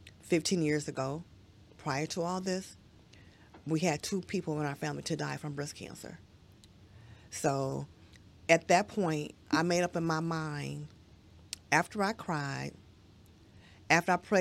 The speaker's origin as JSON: {"language": "English", "town": "Detroit", "region": "Michigan", "country": "United States", "said": "I'm from Detroit"}